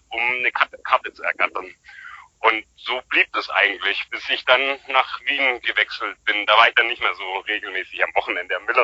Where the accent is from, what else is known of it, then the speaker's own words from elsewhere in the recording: Stuttgart, Baden-Württemberg, Germany; moved away as an adult; also born or lived in Hamburg; now in Vienna, Austria; ich komme aus Stuttgart ursprünglich.